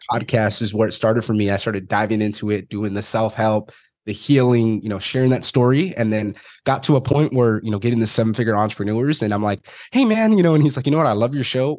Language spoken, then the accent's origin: English; Fresno, California, United States; originally, I'm from Fresno, California.